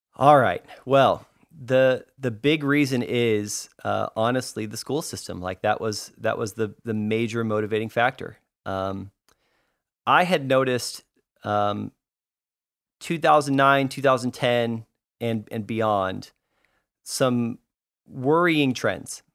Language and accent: English; Arlington, Texas, United States; also born or lived in California; we grew up in, um, in North Texas, in the Dallas area, in Arlington, Texas specifically.